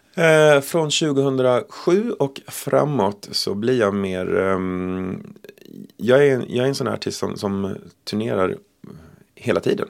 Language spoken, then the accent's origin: Swedish; Sweden; Vi kom från Sverige